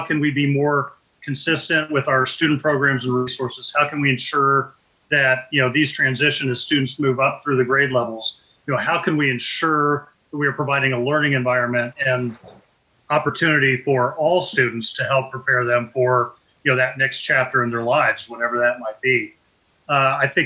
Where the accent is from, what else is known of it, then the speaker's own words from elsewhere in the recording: Richmond, Indiana, United States; now in Fishers, United States; I grew up in Richmond, Indiana.